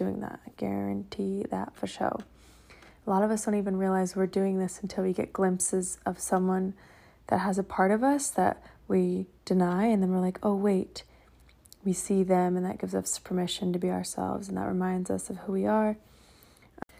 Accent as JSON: {"language": "English", "town": "Seattle", "region": "Washington", "country": "United States", "tie": "born or raised there", "moved": "yes", "said": "I'm here in Seattle, back in my hometown"}